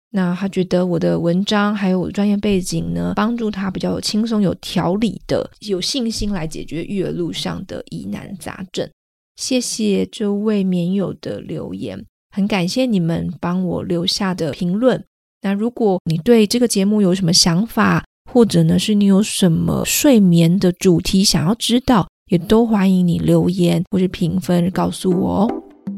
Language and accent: Chinese; Taiwan; moved away as an adult; 毕竟我是台湾人，我从小都在台湾长大哦